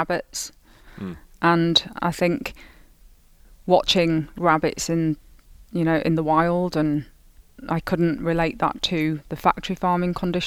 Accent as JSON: {"language": "English", "region": "Yorkshire and the Humber", "country": "United Kingdom", "said": "I am from the north of England, so Yorkshire"}